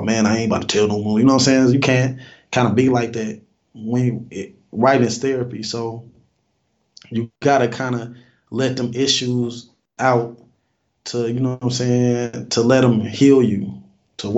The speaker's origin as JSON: {"language": "English", "town": "Fort Wayne", "region": "Indiana", "country": "United States", "tie": "born or raised there", "said": "I was born in Fort Wayne. I'm from Indiana. Came up through the 80s and the 90s."}